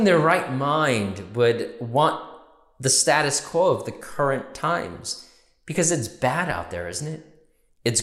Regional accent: New York, United States; we're New Yorkers

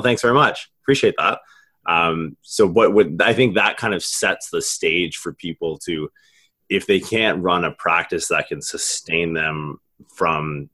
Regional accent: Canada; now in United States; I'm from Canada originally.

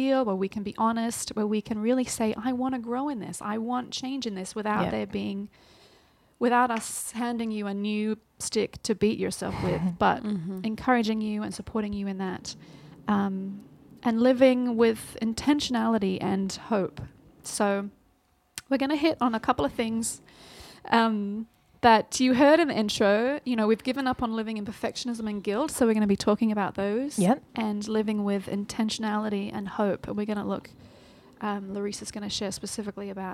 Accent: Australia; So I'm Australian, in case you hadn't picked that up.

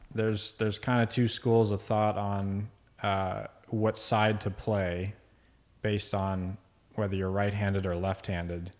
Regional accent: Dallas, Texas, United States; moved away as an adult; also born or lived in Virginia Beach, Virginia / Boston; now in Midland, United States; my dad and I moved to Dallas when I was around two. Grew up there for most of my young adult life.

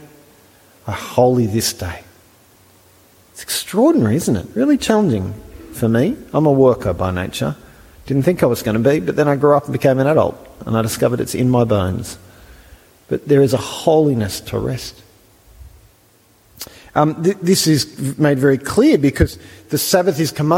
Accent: Australia; I'm an Australian

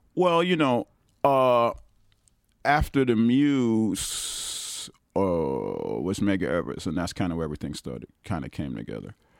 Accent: New York City, New York, United States; also born or lived in South Bronx; I'm still from Brooklyn

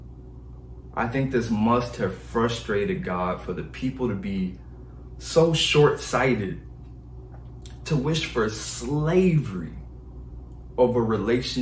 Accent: Detroit, Michigan, United States; I'm from Detroit, Michigan. It's cold there

